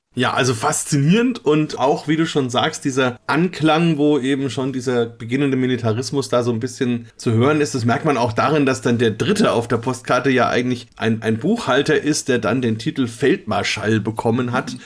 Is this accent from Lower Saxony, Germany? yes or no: no; Bamberg, Bavaria, Germany; Bamberger wie uns